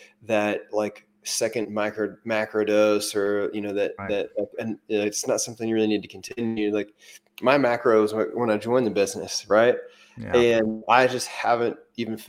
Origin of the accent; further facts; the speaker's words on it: Missouri, United States; moved away; where I'm from Missouri